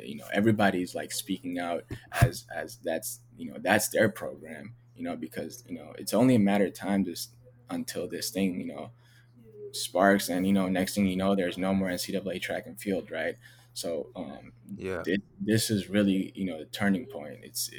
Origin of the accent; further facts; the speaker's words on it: Ethiopia; now in United States; people saw me and they didn't see that I was from Ethiopia. They didn't see that I, you know, that I'm not from here.